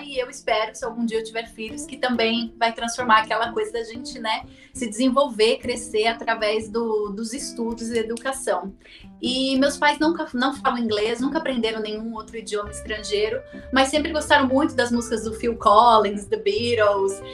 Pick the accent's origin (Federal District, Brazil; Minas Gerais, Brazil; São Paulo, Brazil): São Paulo, Brazil; moved away as an adult; also born or lived in Brasília; eu sou de São Paulo, é, sou da Zona Leste de São Paulo. Eu nasci, cresci, vivi até os 24 anos nos, entre os bairros de Itaquera e Goianás